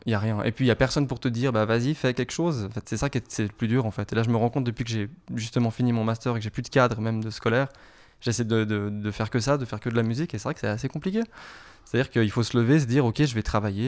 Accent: Geneva, Switzerland; Et je viens de Genève. Je suis pure, euh, pure genevois. Voilà, j'ai grandi et je viens d'ici avec euh, des origines siciliennes

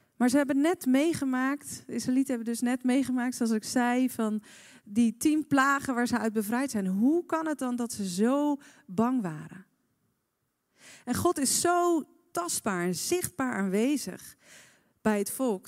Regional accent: Netherlands

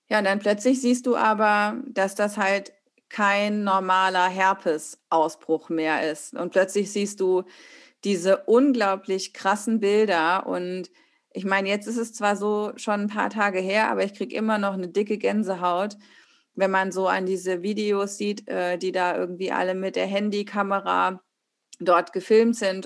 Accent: Hesse, Germany; Wir kommen aus der gleichen Region in Hessen

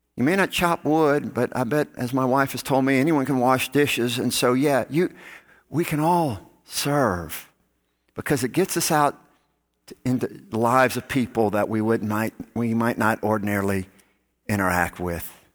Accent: Gulf Coast, United States; I grew up on the Gulf Coast.

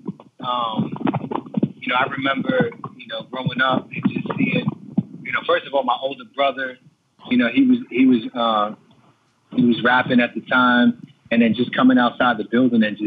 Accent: New York City, New York, United States; also born or lived in East Harlem, New York; I was born in East Harlem at Mount Sinai Hospital and raised, you know, mostly in the Bronx.

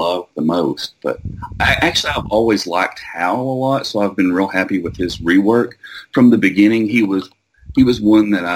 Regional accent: Wise County, Virginia, United States; accent: hillbilly twang; also born or lived in South Carolina; I am from Wise County, Virginia, which is in the southwestern part of the state. It's right on the Kentucky line. You can probably hear a little bit of hillbilly twang in my voice

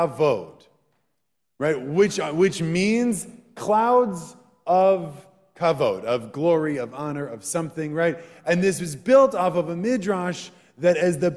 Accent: Wisconsin, United States; Growing up in Wisconsin

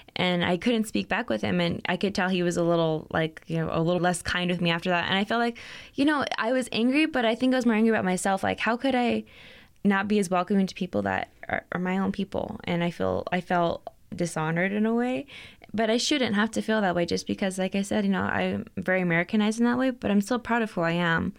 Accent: Las Cruces, New Mexico, United States; moved away as an adult; now in Albuquerque, United States; I'm actually from Las Cruces, not too far

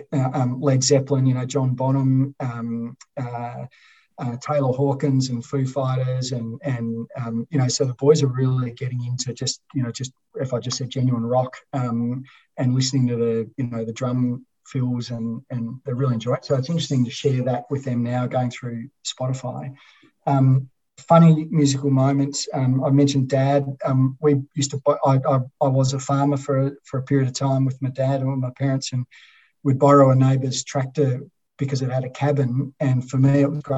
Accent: Cowes, Victoria, Australia; born or raised there

